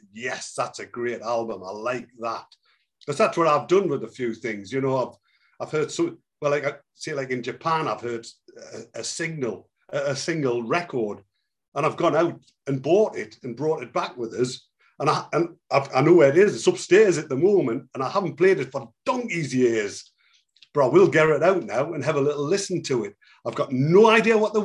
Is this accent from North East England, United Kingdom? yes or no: yes; Newcastle upon Tyne, North East England, United Kingdom; I'm from Newcastle.